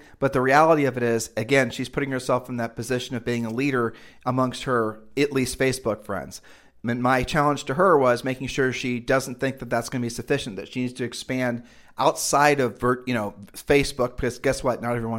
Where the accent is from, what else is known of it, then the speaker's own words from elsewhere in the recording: Columbus, Ohio, United States; now in Puerto Rico; In Columbus, Ohio, where Julie and I are originally from, and we've lived all over the country